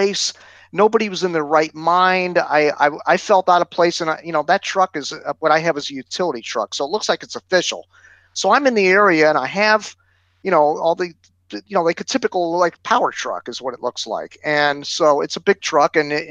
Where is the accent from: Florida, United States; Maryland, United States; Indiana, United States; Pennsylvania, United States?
Florida, United States; South; I'm from South Florida where it's very congested down here.